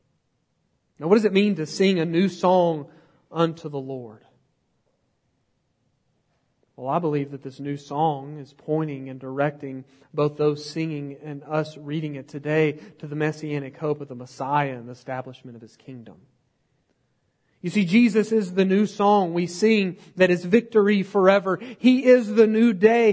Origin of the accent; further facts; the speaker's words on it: United States; I'm from Podunkville, USA